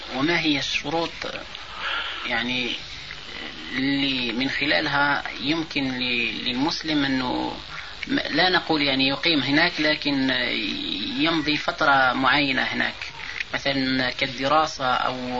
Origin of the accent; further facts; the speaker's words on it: Algeria; عندنا في الجزائر